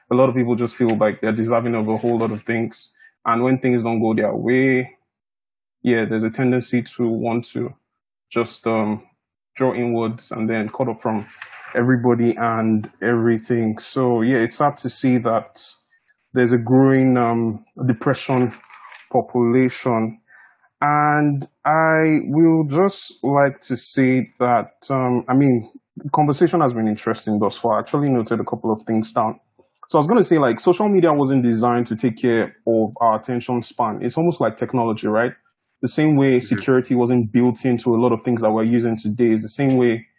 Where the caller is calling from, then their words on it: Canberra, Australian Capital Territory, Australia; I'm tuning in from Canberra, Australia, actually.